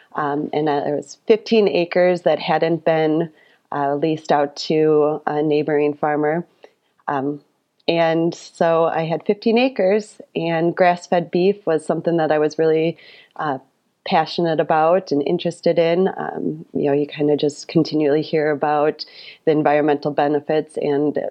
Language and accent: English; Royalton, Wisconsin, United States; accent: thick Wisconsin; also born or lived in Madison, Wisconsin; I am a fifth generation farmer here in rural Wapaka County. I was born in the same farmhouse as my grandfather on the other side of Royalton.